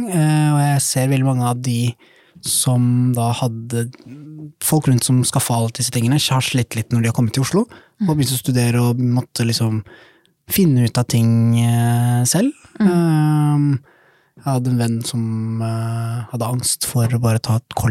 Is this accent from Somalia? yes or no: yes; Somalia; now in Norway; Jeg husker jo Eller ja, være hjemme i Somalia.